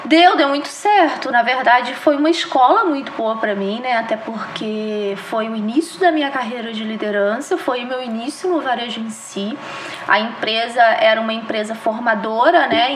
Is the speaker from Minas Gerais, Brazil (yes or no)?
yes; Juiz de Fora, Minas Gerais, Brazil; also born or lived in Belo Horizonte; eu sou mineira, natural de Minas, de Juiz de Fora, minha cidade querida